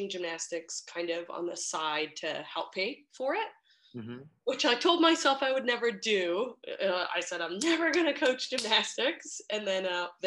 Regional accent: Park City, Utah, United States; moved away as an adult; also born or lived in Denver; I grew up in Park City, Utah

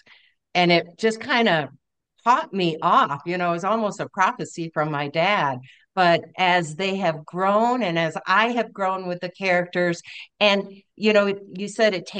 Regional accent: Michigan, United States; moved away as an adult; also born or lived in Maryland; now in Colorado, United States; I grew up in Michigan as a pastor's kid, one of five kids

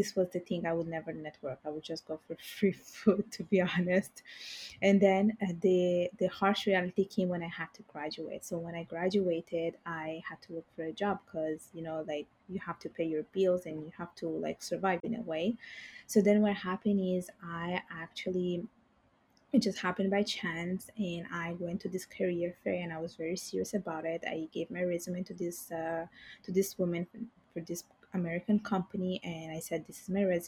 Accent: Italy; first language Bengali and Italian; English is a second language; moved away as an adult; now in Montreal, Canada; I was born and raised in Italy

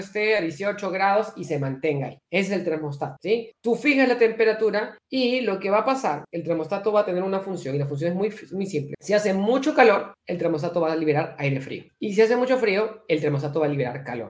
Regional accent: Peru; acá en mi país es una cosa muy rara, porque en el Perú

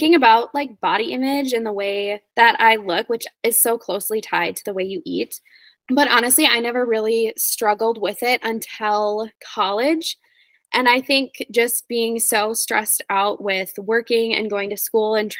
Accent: Wisconsin, United States; moved away as an adult; also born or lived in South Dakota / North Dakota; now in Boise, United States; I was born in South Dakota, but I lived most of my life in Wisconsin, Midwest gal

